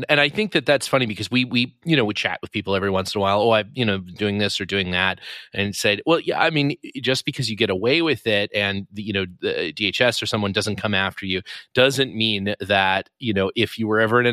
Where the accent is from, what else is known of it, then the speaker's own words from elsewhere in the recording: Canada; I'm from Canada.